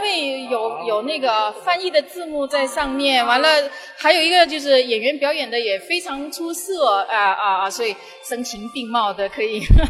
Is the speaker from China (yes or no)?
yes; China; now in Italy; 对于我们中国人来说也是第一次吧